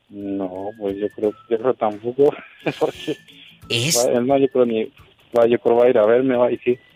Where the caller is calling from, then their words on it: Irapuato, Guanajuato, Mexico; Ya sabes, desde Irapuato.